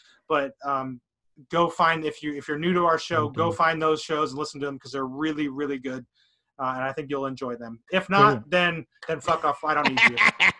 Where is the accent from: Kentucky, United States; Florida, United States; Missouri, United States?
Missouri, United States; St. Louis; So I didn't get to see him play in my hometown, which was disappointing.